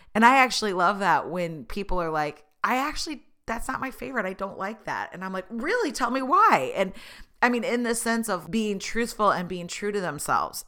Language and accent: English; Tulsa, Oklahoma, United States; I was born in Tulsa. I went to school in Oklahoma